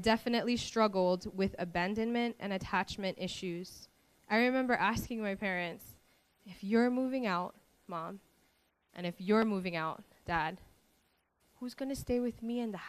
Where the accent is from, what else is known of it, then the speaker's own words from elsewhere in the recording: Maui, Hawaii, United States; I was born and raised on Maui.